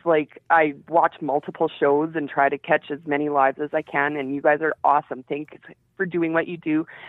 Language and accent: English; Alberta, Canada; I'm from Alberta, Canada.